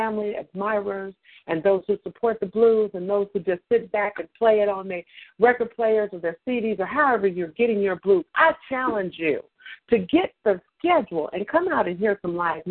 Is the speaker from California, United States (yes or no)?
yes; Sacramento, California, United States; I'm from Sacramento. That's my hometown